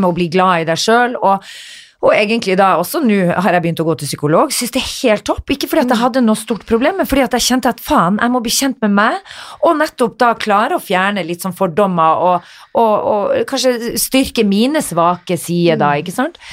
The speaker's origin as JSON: {"language": "Norwegian", "region": "Northern Norway", "country": "Norway", "moved": "yes", "said": "Jeg var hjemme i Nord-Norge"}